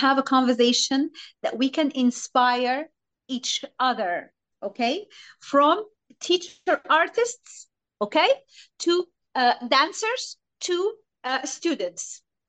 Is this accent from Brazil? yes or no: no; Egypt; English is a second language; the point of that Egyptian we learn completely differently than foreigner students or artists, right? We learn different.